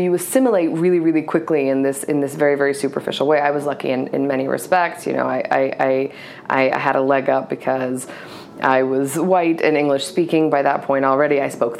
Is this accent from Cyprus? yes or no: yes; Cyprus; also born or lived in Egypt; now in United States; And so we left, and I grew up in Cyprus and Egypt. I was raised by my mother and my grandparents, and we ended up in Georgia in a suburb of Atlanta called Lawrenceville.